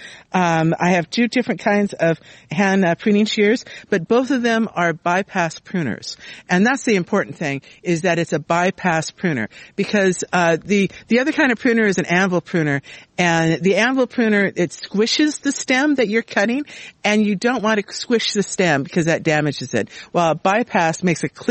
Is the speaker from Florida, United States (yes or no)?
no; Southern California, United States; now in Sacramento, United States; I was raised in Southern California and grew up with roses there.